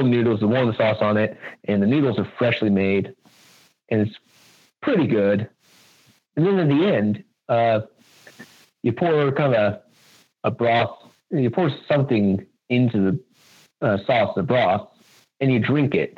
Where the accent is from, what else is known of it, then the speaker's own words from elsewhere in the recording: United States; I'm American